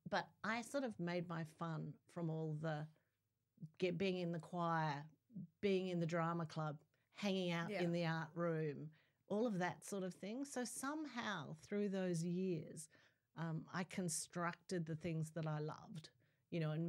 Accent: South Australia, Australia; I grew up in South Australia

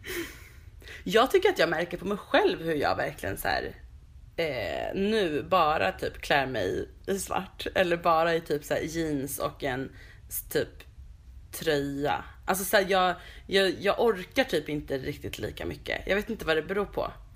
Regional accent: Stockholm, Stockholm County, Sweden; här växte jag upp på de här små gatorna

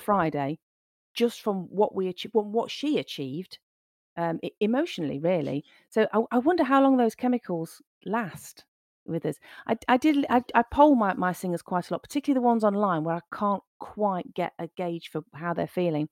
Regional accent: Nottingham, East Midlands, United Kingdom; I was born in Nottingham, uh, I grew up here

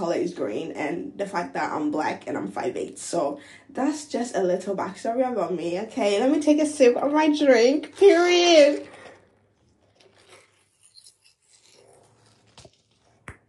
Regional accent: Ghana; moved away as an adult; now in United States; I was born and raised in Ghana. My parents are both Ghanaians, period. And yeah, I moved to the US like a few years ago.

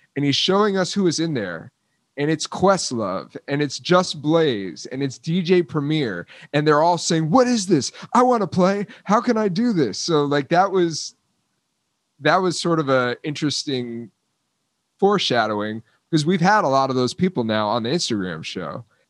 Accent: South Florida, United States; I grew up in South Florida

